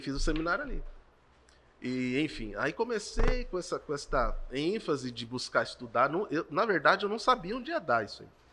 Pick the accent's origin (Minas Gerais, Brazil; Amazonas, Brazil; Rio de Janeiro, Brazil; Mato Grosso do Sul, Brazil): Mato Grosso do Sul, Brazil; Campo Grande; also born or lived in São Paulo / Bela Vista / Jardim; minha juventude foi aqui em Campo Grande